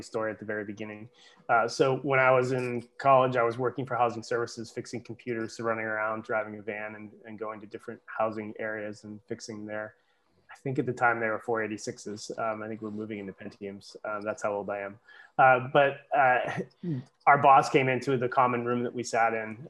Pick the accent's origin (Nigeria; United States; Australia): United States; Massachusetts; moved away as an adult; also born or lived in Bar Harbor, Maine; I grew up in Massachusetts, but came back to Massachusetts because of the opportunity that was there.